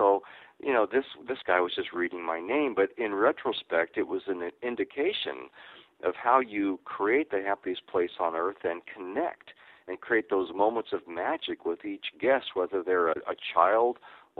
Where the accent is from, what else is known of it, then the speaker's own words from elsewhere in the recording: Sacramento, California, United States; I grew up in Sacramento, and that's where I live currently, so I never resided in Southern California